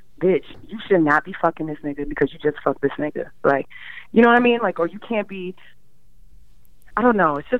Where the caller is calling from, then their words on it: Elmont, New York, United States; I'm calling from Long Island.